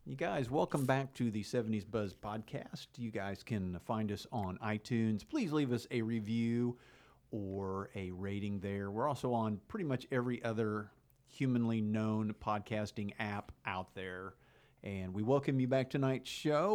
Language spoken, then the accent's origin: English; Enid, Oklahoma, United States; you and I grew up in Enid, Oklahoma.